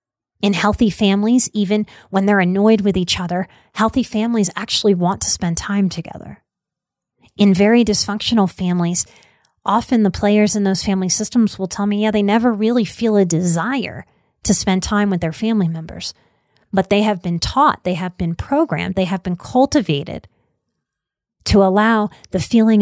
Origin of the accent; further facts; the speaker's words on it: Deep South, United States; I am from the Deep South. I was raised with a lot of fear around drugs.